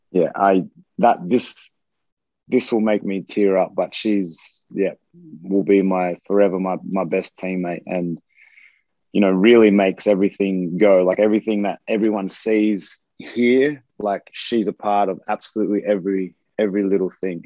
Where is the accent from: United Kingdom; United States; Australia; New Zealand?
Australia; moved away; being away from Australia and being on the other side of the world